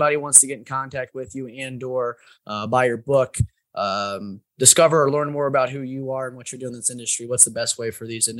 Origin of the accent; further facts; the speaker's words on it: Indianapolis, Indiana, United States; all in my hometown in Indianapolis.